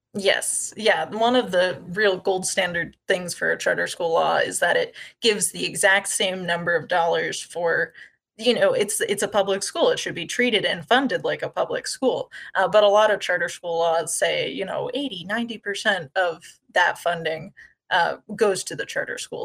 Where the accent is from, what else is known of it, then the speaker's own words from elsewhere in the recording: Wasilla, Alaska, United States; also born or lived in Montana; I was born and raised in Wasilla